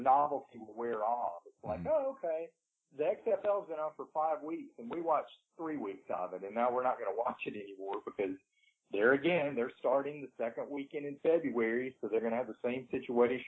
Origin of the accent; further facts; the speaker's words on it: the South, United States; growing up in the South, when I was in high school